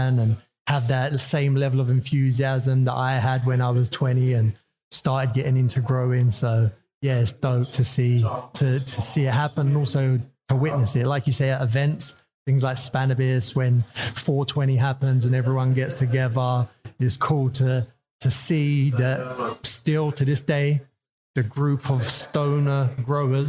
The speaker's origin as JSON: {"language": "English", "region": "London", "country": "United Kingdom", "tie": "born or raised there", "said": "From London, Northwest London."}